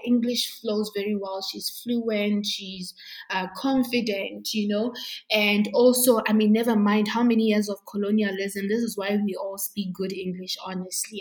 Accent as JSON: {"language": "English", "country": "Botswana", "tie": "born or raised there", "said": "I was born and bred in Botswana"}